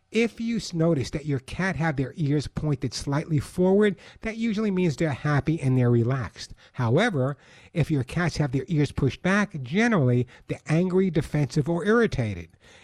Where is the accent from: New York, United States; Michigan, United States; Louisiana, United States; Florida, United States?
New York, United States; Long Island; moved away as an adult; now in Santa Monica, United States; I'm a New Yorker. I knew when I was growing up in New York, I knew every single neighbor's name.